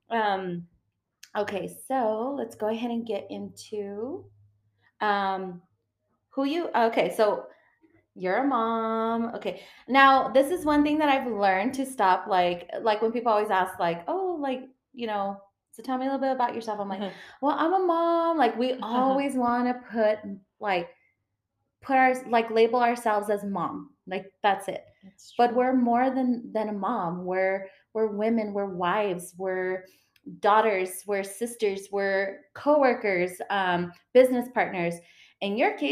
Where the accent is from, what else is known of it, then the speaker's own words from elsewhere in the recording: San Elizario, Texas, United States; I grew up in San Elizario